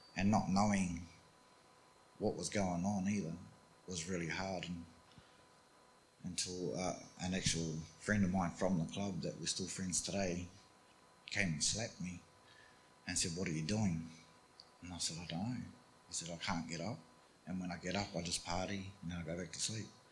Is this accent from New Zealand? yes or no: yes; New Zealand; I grew up in New Zealand. Um, we, we, grew up on farms in New Zealand.